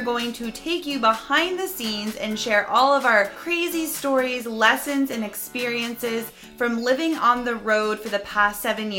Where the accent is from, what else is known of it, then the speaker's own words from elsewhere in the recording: Florida, United States; I've been saying y'all a lot lately. It's like my thing because, you know, I'm from Florida. And a lot of people say y'all there.